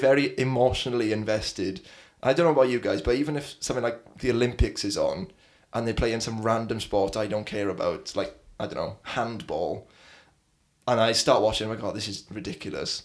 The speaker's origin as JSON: {"language": "English", "region": "South Wales", "country": "United Kingdom", "tie": "born or raised there", "said": "I lived in South Wales"}